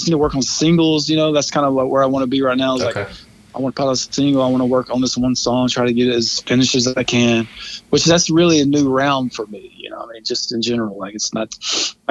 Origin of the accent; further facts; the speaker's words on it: Carrollton, United States; I grew up in Carrollton